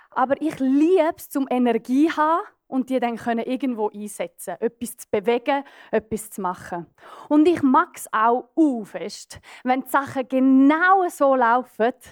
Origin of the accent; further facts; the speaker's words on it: Graubünden, Switzerland; Ich bin auf einem Bauernbetrieb aufgewachsen in den Bündner Bergen.